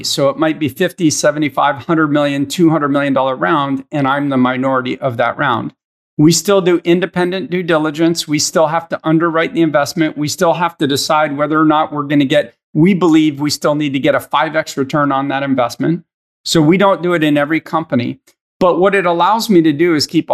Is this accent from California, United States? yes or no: yes; Northern California, United States; also born or lived in Philadelphia; now in Los Angeles, United States; I was born in Philadelphia, lifelong Eagles fan, but I actually was raised in Northern California